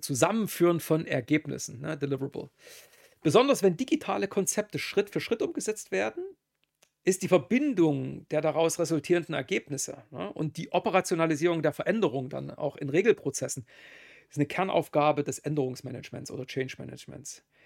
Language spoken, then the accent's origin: German; Germany; Bin ja Deutscher